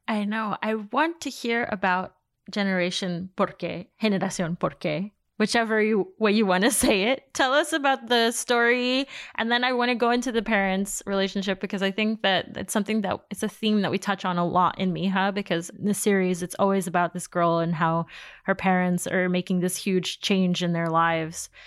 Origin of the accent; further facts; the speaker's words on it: New York City, New York, United States; I grew up in Queens